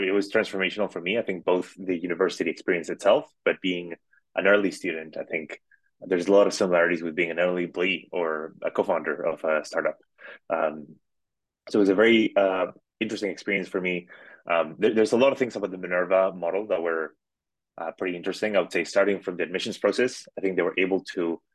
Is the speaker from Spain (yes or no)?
yes; Madrid, Community of Madrid, Spain; moved away as an adult; I grew up in Madrid, in Spain